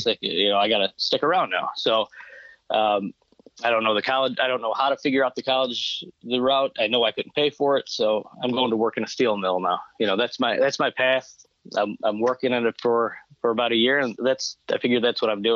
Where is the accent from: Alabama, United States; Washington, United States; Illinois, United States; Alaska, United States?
Illinois, United States; Chicago; moved away as an adult; I grew up in Chicago